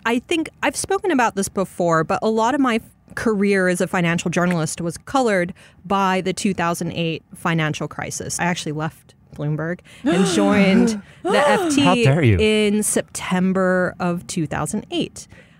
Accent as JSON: {"language": "English", "region": "Arkansas", "country": "United States", "tie": "born there", "also_born_or_lived": "Chicago / Dallas / Tokyo", "said": "So I was born in Arkansas in a place that no longer exists. It was a military base. My dad was with the Air Force. And then I lived in Chicago for a bit, Dallas for a bit."}